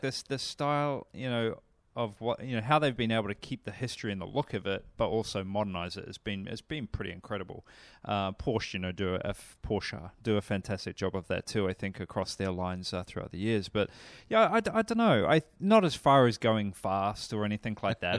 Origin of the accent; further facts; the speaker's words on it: New Zealand; moved away; I come from New Zealand